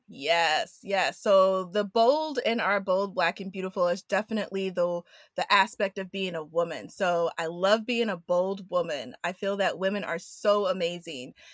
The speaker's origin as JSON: {"language": "English", "town": "New York City", "region": "New York", "country": "United States", "tie": "born or raised there", "also_born_or_lived": "Washington, D.C.", "said": "I was born in Washington, D C, but raised in Queens, New York."}